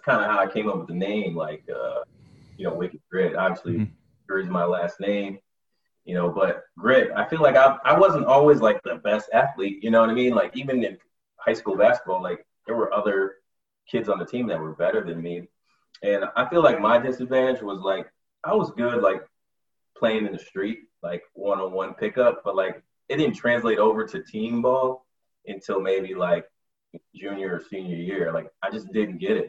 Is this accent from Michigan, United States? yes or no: yes; Michigan, United States; moved away as an adult; now in New York/New Jersey area, United States; I'm from Michigan